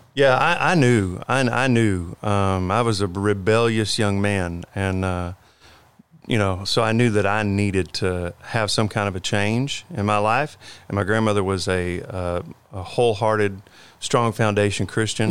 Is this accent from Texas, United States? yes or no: yes; Conroe, Texas, United States; moved away as an adult; now in Alvin, United States; I went to school in Conroe, and then whenever I graduated high school, I think the day after graduation, I moved to Alvin